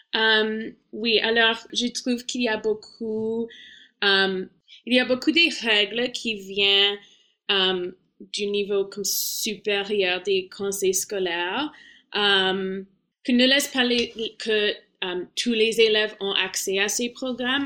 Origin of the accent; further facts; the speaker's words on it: Toronto, Ontario, Canada; French is a second language; dans le programme d'immersion française euh, quand j'étais petit à Toronto